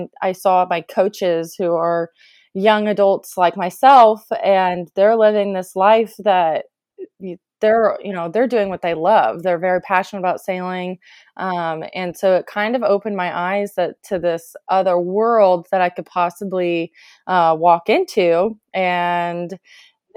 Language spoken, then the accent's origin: English; Illinois, United States; I was born and raised in Illinois in the USA in a very small town